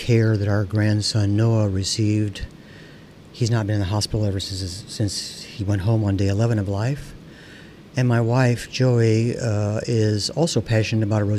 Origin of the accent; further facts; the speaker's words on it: South Bend, Indiana, United States; I was born in South Bend, John Adams High School, undergraduate at Northwestern.